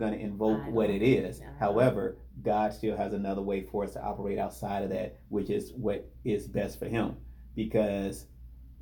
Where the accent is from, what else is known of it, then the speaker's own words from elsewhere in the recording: Gary, Indiana, United States; I'm from the Midwest. I'm from Gary, Indiana